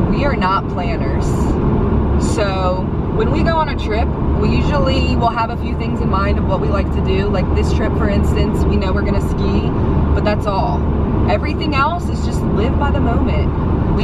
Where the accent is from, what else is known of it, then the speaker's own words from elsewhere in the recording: New Orleans, Louisiana, United States; We're from New Orleans, where the food is so good that I'm scared to try food anywhere else